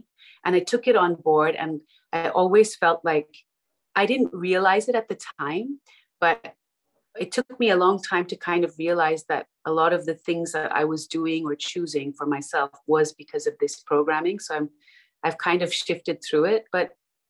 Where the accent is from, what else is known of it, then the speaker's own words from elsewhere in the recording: Melbourne, Victoria, Australia; moved away as an adult; also born or lived in Dubai; now in London, United Kingdom; I grew up in Melbourne in Australia